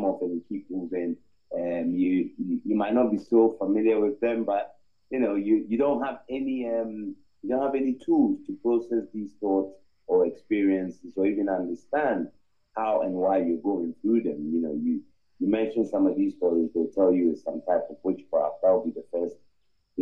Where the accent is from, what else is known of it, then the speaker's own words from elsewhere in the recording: Ghana; I'm originally from Ghana. I'm an Akan, and both my parents are